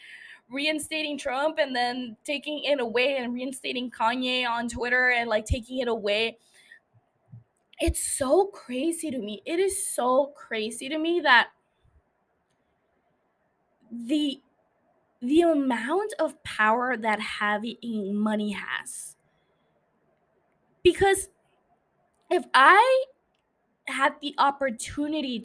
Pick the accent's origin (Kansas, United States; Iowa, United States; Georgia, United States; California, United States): California, United States; Calexico; even though I'm not from San Diego, I am from a border city. Shout out to Calexico